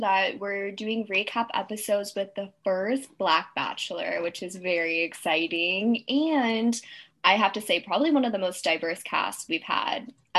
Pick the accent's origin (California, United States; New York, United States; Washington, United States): California, United States; Southern; But we are from Southern California